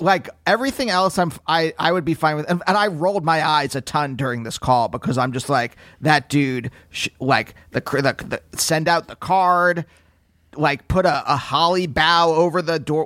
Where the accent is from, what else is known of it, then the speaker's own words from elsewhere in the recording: Pennsylvania, United States; growing up in Pennsylvania